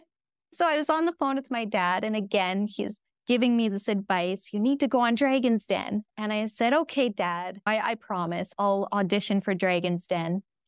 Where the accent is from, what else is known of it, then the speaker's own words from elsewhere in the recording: Lethbridge, Alberta, Canada; moved away as an adult; also born or lived in Regina, Saskatchewan; now in White Rock, Canada; We're from Southern Alberta, from Lethbridge, Alberta, and we lived in Regina, Saskatchewan for two years prior